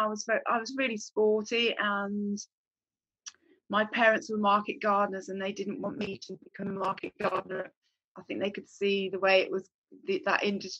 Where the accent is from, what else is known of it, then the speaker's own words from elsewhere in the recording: the Cotswolds, South West England, United Kingdom; moved away as an adult; I grew up in the Cotswolds. I was very, very lucky, and grew up in a little village, and it was lovely.